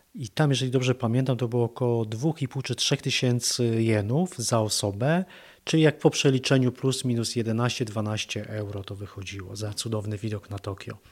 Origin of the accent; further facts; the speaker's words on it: Poland; jesteśmy z Polski